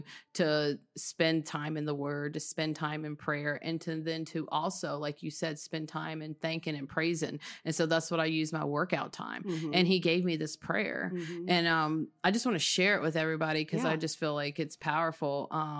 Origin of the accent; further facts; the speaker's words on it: Texas, United States; in Texas in a mobile home until I was 7 years old.